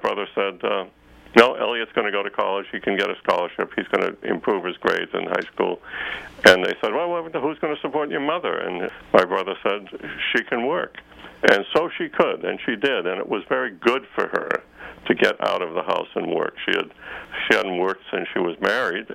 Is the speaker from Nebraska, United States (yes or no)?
no; Boston, Massachusetts, United States; moved away as an adult; also born or lived in Stanford, California; I grew up near Boston